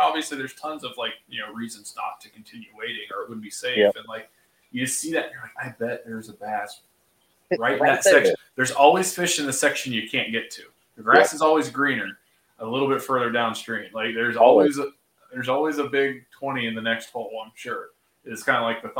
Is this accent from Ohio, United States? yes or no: yes; Laurelville, Ohio, United States; I grew up in the Hocking County in the Hocking Hills of Ohio, like Salt Creek, like you mentioned the town Lorville, that's where I went to elementary school